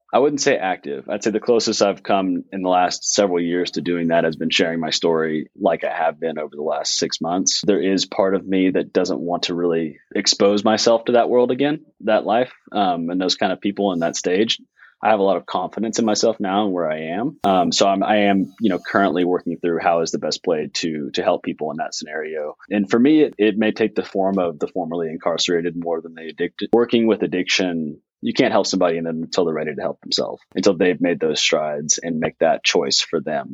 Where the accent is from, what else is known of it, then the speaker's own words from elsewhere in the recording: Fayetteville, United States; Fayetteville in my hometown